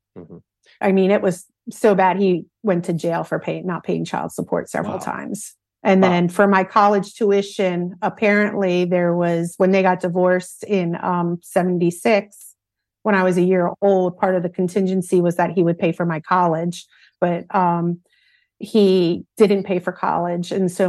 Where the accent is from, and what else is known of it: Philadelphia, Pennsylvania, United States; born or raised there